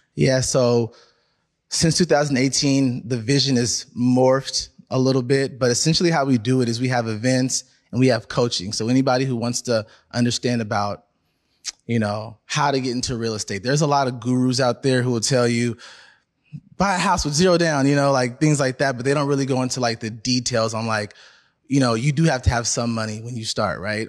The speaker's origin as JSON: {"language": "English", "town": "Seattle", "region": "Washington", "country": "United States", "tie": "born or raised there", "said": "I'm born and raised in Seattle, so Seattle"}